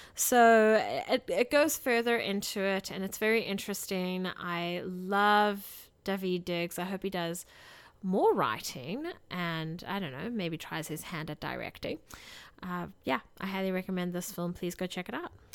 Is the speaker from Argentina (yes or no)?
no; South Africa; moved away; as a South African citizen. You know, growing up in South Africa